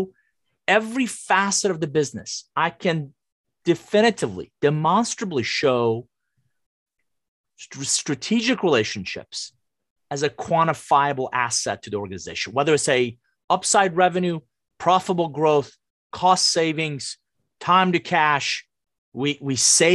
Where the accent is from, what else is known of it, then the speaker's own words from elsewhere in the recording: Iran; English is a second language; now in United States; I'm originally from Iran, came to the US with a suitcase, $100, didn't know anybody, didn't speak a word of English